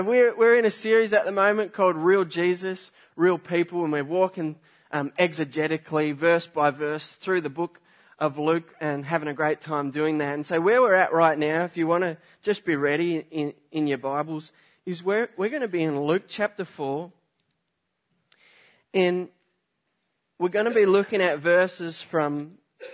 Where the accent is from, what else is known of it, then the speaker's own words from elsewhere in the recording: Australia; moved away; I'm from Australia